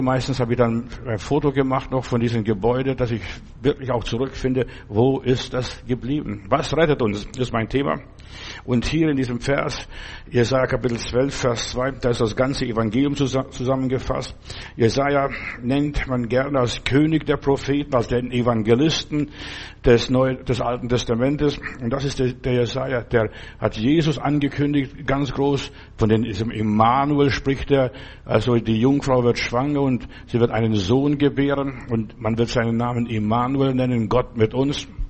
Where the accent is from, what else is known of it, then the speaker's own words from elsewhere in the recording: Lithuania; moved away; in den Sommerferien habe ich bei uns zu Hause in Litauen Kühe draußen ge- behütet